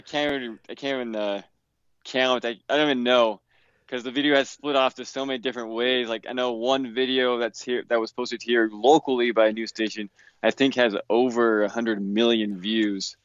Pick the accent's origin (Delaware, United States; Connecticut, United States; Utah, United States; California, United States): Utah, United States; I grew up here in Utah